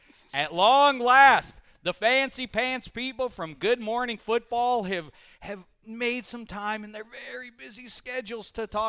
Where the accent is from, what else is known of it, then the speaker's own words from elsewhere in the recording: Pittsburgh, Pennsylvania, United States; I'm from Pittsburgh.